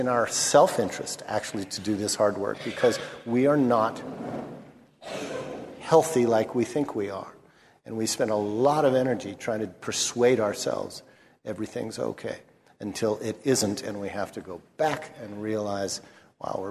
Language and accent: English; Los Angeles, California, United States; I'm from Los Angeles. I've seen my city burn twice in my lifetime, once in 1965 when I was 10